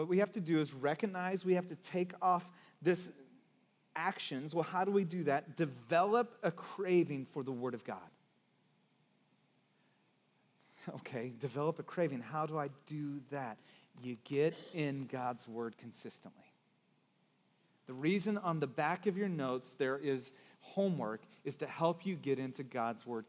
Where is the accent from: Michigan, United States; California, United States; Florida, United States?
California, United States; Santa Cruz; also born or lived in Texas; I'm from Texas, I'm kind of, I was born there, but I grew up in Santa Cruz